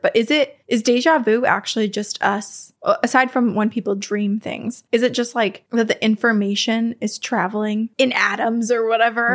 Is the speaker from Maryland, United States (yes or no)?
no; Vermont, United States; accent: Vermont; moved away; my home state of Vermont